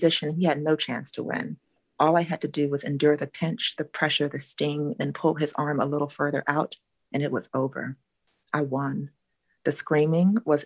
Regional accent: Southern California, United States; my SoCal childhood

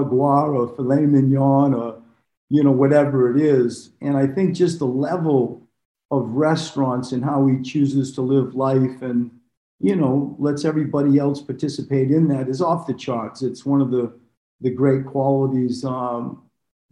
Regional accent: Maine, United States; moved away; also born or lived in Australia; I had come from Australia. I grew up in Maine.

